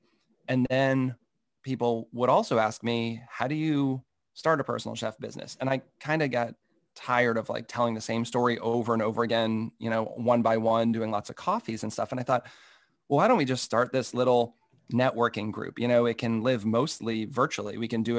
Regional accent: Massachusetts, United States; Yeah, so I grew up in Massachusetts, a little outside of Boston

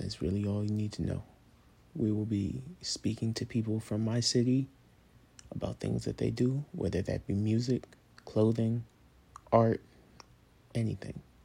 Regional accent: Cleveland, Ohio, United States; I am from Cleveland, Ohio

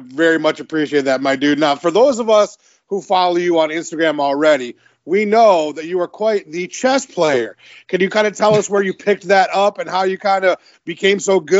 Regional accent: Detroit, Michigan, United States; for those of us like me who are from Detroit, where it is nothing but cold and dreary, except for the 3 months in the summer where it's too hot

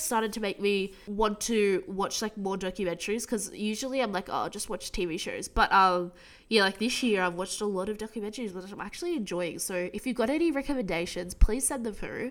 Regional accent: United States; now in Australia; I'm American

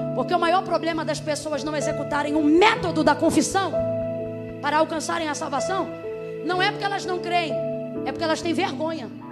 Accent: Rio de Janeiro, Brazil; eu sou do Rio.

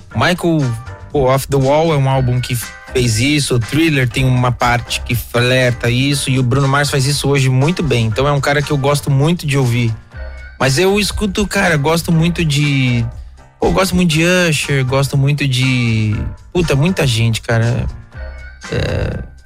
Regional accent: Guarulhos, São Paulo, Brazil; cresci em Guarulhos

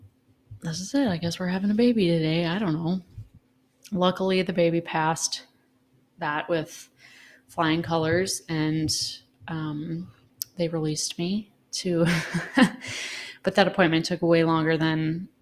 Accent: Minnesota, United States; we come from Minnesota, the land of 10,000 coughs over the winter.

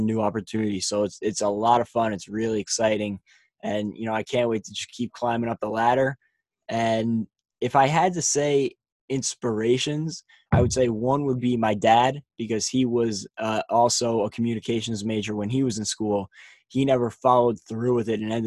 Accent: Wood-Ridge, New Jersey, United States; I am from Woodridge, New Jersey. I played baseball and basketball there for 4 years

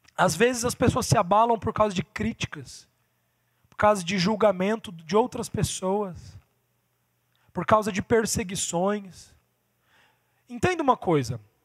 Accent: interior of Paraná, Brazil; eu sou do interior do Paraná

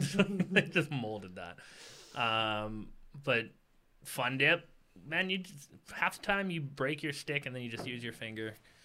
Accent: Manitoba, Canada; I'm from Manitoba, too

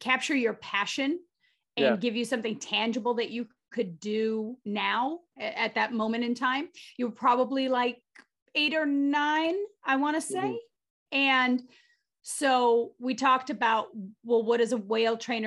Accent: Gardena, California, United States; moved away; also born or lived in Massachusetts; I grew up in a small town south of Inglewood, California. I grew up in Gardena.

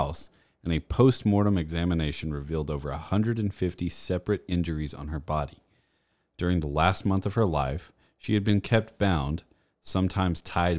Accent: United States; I'm American and not well-cultured.

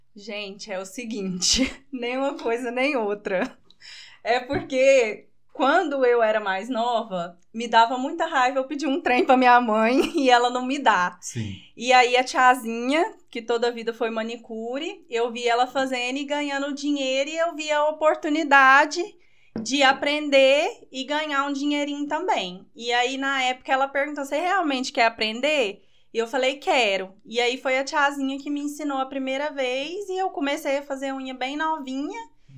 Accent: Goiânia, Goiás, Brazil; now in Piracanjuba, Brazil; nascida em Goiânia, 31 anos

